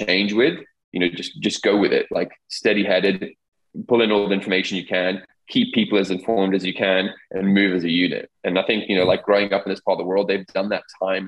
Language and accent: English; Dubai, United Arab Emirates; growing up in the Middle East, growing up in Dubai, where change was ever present